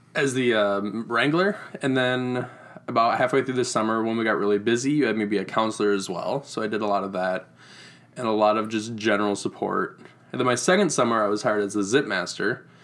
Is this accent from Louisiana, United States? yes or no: no; Reedland, Iowa, United States; I grew up in Reedland, Iowa, which is about half an hour north of Waterloo